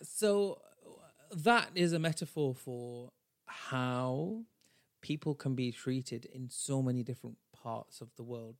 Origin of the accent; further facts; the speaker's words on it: Bradford, Yorkshire and the Humber, United Kingdom; I am a brown bitch from Bradford, even though I'm British and not American